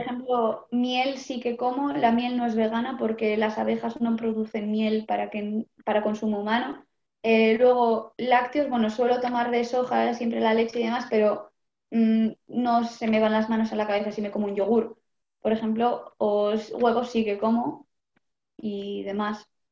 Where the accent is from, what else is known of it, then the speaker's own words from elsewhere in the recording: Vitoria-Gasteiz, Basque Country, Spain; de Vitoria, de Álava